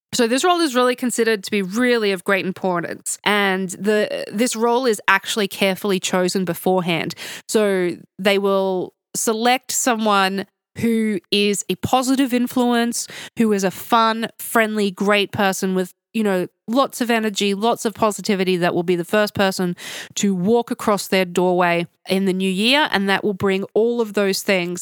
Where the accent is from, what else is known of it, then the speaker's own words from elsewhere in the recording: Australia; now in Tbilisi, Georgia; I'm Australian